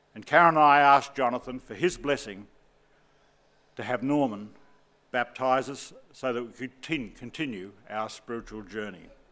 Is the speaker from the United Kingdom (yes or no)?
no; Southport, Queensland, Australia; I hail from Southport, Queensland